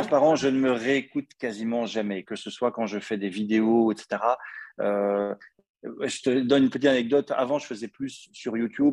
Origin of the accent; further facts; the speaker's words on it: Belgium; accent: Belgian; mon accent belge